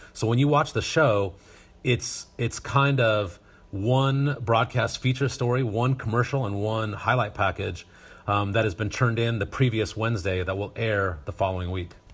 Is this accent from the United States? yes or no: yes; Northern Nevada, United States; also born or lived in Reno, Nevada; now in Rocklin, United States; I grew up in Northern Nevada and, uh, went to high school just south of Carson City, the capital